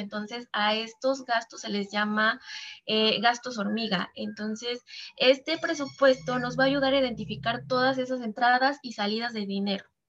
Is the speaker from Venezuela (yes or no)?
no; Veracruz, Mexico; now in Mexico City, Mexico; yo originalmente eh, soy de Veracruz, actualmente vivo en la Ciudad de México